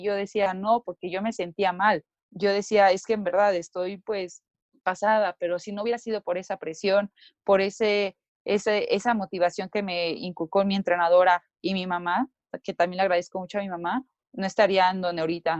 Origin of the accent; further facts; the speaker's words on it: Mexico; aquí como mexicanos